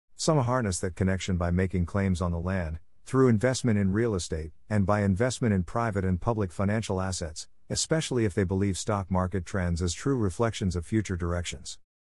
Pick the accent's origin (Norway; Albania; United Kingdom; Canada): United Kingdom; England; moved away; also born or lived in Jamaica; When I was growing up in England, I was on track to represent Great Britain, G B, in athletics and England in football.